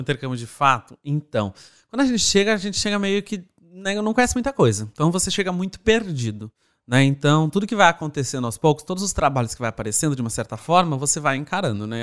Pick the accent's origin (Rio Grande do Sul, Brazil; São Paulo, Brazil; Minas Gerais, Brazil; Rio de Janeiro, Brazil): Rio Grande do Sul, Brazil; moved away as an adult; now in Ireland; sou do Rio Grande do Sul